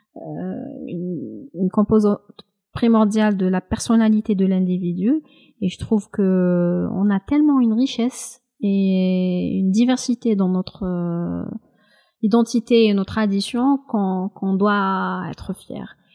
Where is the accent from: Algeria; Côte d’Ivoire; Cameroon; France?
Algeria; Kabylie; Même si je suis kabyle, je parle parfaitement le kabyle